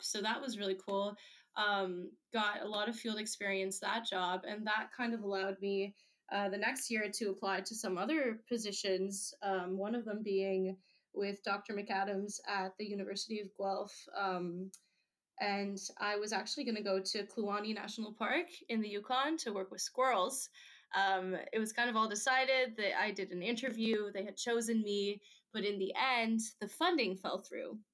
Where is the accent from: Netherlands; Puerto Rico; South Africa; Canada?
Netherlands; moved away; I grew up in the Netherlands